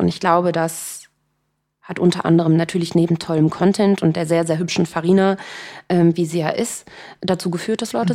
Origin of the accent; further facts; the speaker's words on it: Cologne, North Rhine-Westphalia, Germany; Ich bin ja Kölnerin